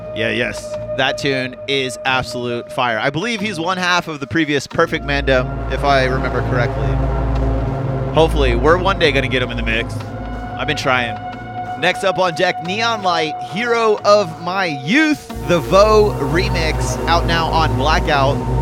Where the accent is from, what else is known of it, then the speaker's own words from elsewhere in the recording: Florida, United States; moved away; I'm originally from Florida